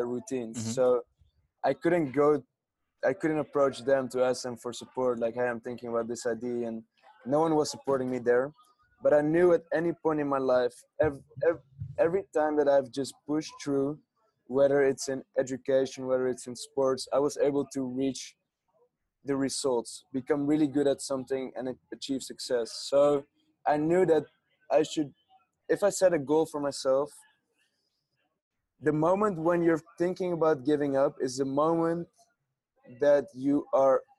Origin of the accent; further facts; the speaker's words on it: Amsterdam, North Holland, Netherlands; English is a second language; moved away as an adult; also born or lived in Hong Kong; I grew up in Amsterdam